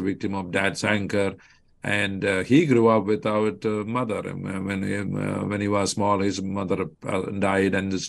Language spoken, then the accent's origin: English; Kollam, Kerala, India; moved away as an adult; now in Chicago area, United States; I grew up in the state of Kerala, in the district or the county of Kollam, and a family of 8 children. I was born as the firstborn.